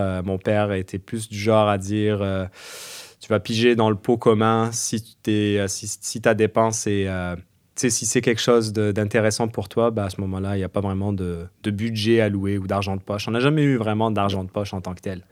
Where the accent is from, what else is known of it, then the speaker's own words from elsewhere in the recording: Algeria; moved away as an adult; now in Quebec, Canada; Moi, je suis algérien, je suis arrivé, j'avais vingt-deux ans au Québec pour les études